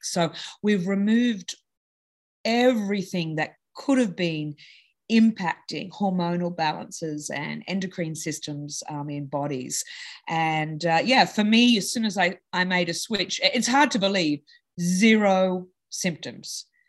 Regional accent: Sydney, New South Wales, Australia; now in United States; I was in Australia. So I grew up in Sydney

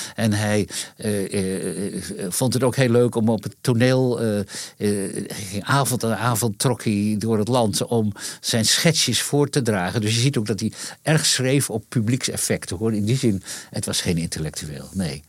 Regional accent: Leeuwarden, Friesland, Netherlands; in Leeuwarden, waar ik opgroeide

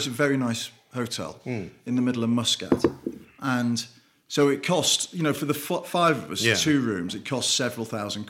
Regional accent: Liverpool, North West England, United Kingdom; in Liverpool when I was growing up.

